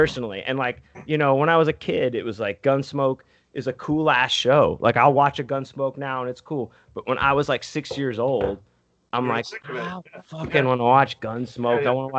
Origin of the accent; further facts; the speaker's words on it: Texas, United States; also born or lived in Pennsylvania; there's some spirit of Texas that you're like, whoa. I was born in Pennsylvania.